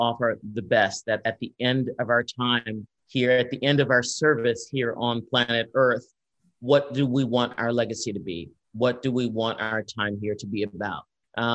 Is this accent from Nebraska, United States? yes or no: no; Washington, District of Columbia, United States; I'm from Washington, D.C., born and raised, and whenever I have the opportunity to perform in my hometown